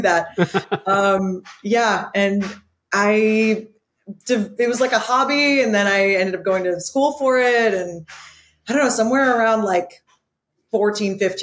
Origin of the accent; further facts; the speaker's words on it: New York City, New York, United States; moved away as an adult; now in Los Angeles, United States; I'm from Brooklyn, and I started with this community theater program